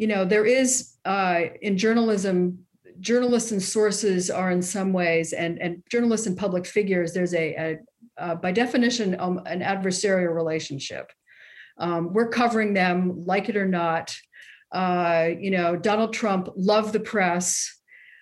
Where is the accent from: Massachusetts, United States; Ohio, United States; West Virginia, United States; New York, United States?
Massachusetts, United States; Winchester; moved away; I'm from Winchester, Massachusetts